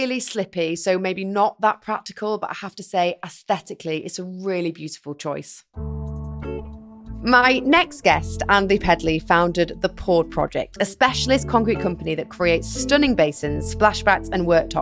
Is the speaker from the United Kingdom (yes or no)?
yes; Yorkshire and the Humber, United Kingdom; I'm from West Yorkshire